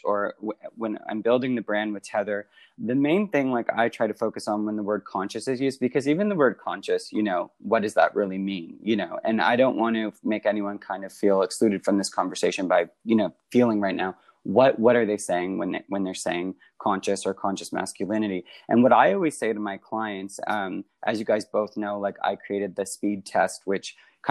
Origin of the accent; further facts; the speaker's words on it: Canada; I'm Canadian